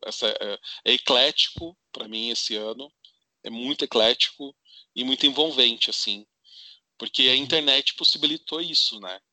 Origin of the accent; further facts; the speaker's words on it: interior of São Paulo, Brazil; moved away; eu sou do interior de São Paulo